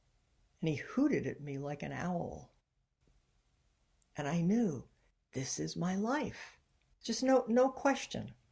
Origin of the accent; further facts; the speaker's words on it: Ohio, United States; moved away as an adult; now in San Francisco, United States; I was growing up in Ohio